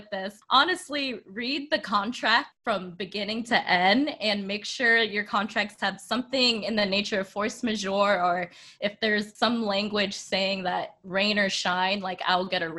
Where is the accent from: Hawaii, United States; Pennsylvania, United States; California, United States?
California, United States; Sacramento; moved away; back home, we're from Sacramento